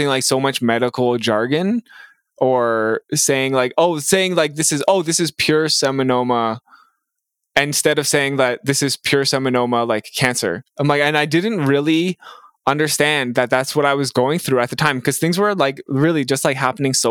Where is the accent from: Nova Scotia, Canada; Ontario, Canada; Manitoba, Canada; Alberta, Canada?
Ontario, Canada; Mississauga; now in Peterborough, Canada; I grew up in Mississauga and I live now in Peterborough, Ontario.